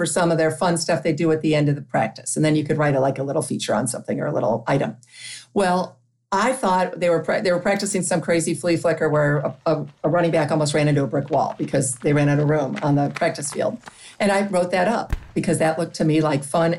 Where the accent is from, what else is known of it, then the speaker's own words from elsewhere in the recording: Toledo, Ohio, United States; moved away as an adult; a girl growing up in Toledo